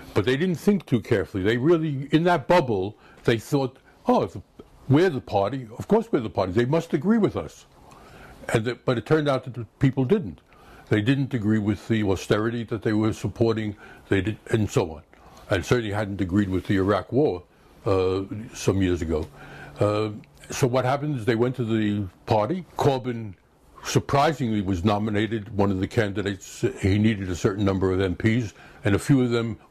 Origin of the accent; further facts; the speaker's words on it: United States; moved away as an adult; now in United Kingdom; as an American coming from the chaos of American health service